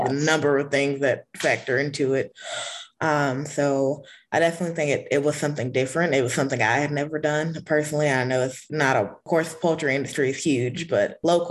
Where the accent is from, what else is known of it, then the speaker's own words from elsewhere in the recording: Rocky Mount, North Carolina, United States; I'm from Rocky Mount, North Carolina, and I did my graduation project at a local small animal hospital